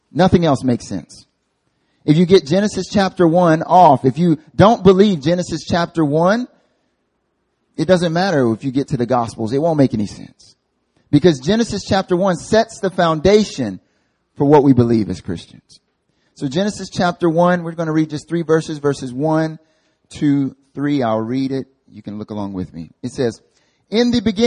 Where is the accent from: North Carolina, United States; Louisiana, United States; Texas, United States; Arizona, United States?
North Carolina, United States; moved away as an adult; now in Seoul, South Korea; I'm from North Carolina, born and raised